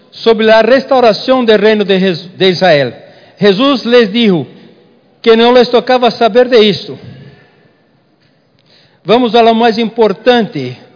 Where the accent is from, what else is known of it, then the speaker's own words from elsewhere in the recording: Spain; Portuguese is a second language; Pastor, eu sou espanhol e não me hacen distinção